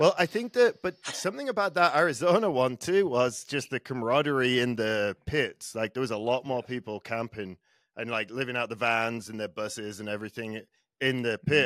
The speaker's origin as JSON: {"language": "English", "region": "England", "country": "United Kingdom", "said": "I'm English."}